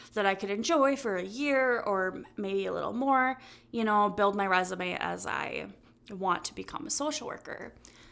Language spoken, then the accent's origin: English; Kaukauna, Wisconsin, United States; I was born and raised in Kokona, Wisconsin. I have lived in the Fox Cities my whole entire life